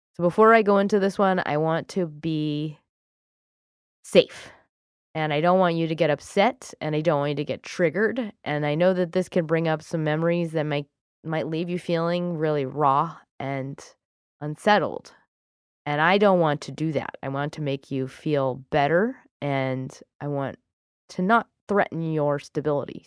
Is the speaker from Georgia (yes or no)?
no; United Kingdom; I'm British